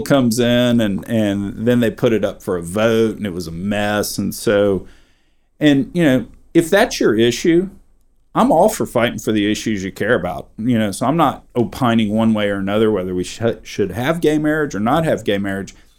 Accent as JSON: {"language": "English", "region": "Texas", "country": "United States", "said": "I'm a Texan"}